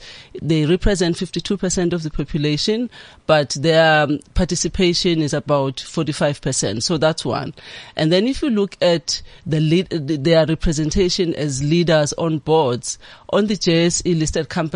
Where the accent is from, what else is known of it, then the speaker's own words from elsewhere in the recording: KwaZulu-Natal, South Africa; I grew up in KwaZulu-Natal. I was born there.